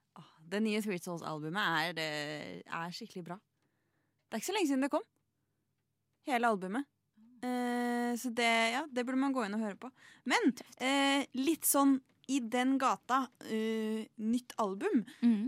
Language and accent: Norwegian; Oppland, Norway; jeg er opplending